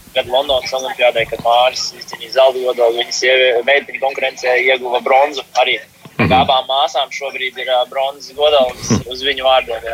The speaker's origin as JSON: {"language": "Latvian", "town": "Ozolnieki", "region": "Ozolnieki Municipality", "country": "Latvia", "said": "Nāku no ozolniekiem."}